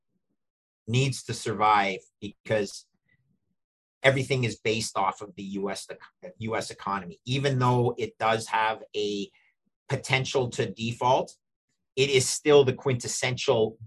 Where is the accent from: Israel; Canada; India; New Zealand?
Canada; I'm Canadian